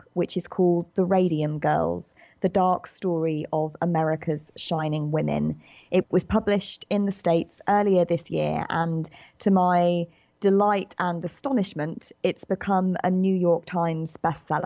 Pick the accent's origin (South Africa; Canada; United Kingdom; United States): United Kingdom; accent: British; as you can probably tell from my accent, I'm a British writer